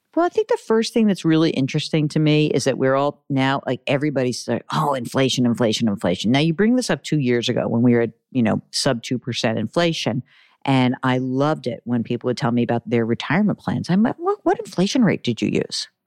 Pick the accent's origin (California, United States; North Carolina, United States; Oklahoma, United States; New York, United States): New York, United States; I'm a Jew from New York